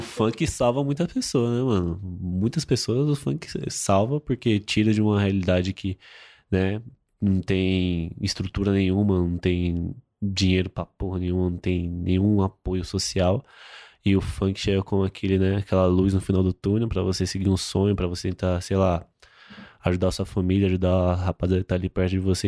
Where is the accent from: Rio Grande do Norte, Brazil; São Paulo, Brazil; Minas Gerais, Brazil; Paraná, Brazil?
São Paulo, Brazil; eu sou de Itaquera, eu tenho 20 anos